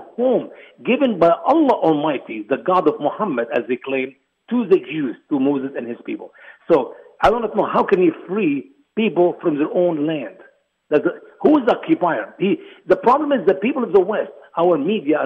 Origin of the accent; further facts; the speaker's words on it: Egypt; now in United States; my home country, Egypt.